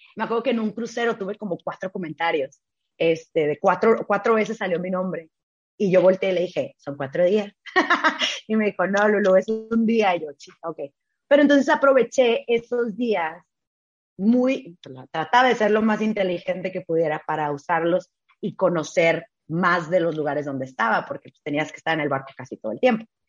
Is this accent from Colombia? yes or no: no; Tijuana, Baja California, Mexico; moved away; also born or lived in Ciudad Juárez, Chihuahua / Hong Kong; yo soy de Tijuana. Yo nací, crecí en Tijuana, 100% tijuanense